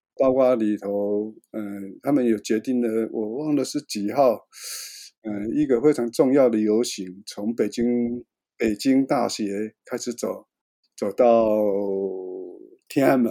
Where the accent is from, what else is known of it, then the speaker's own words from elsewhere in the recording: Taiwan; 我是台湾来的一个摄影记者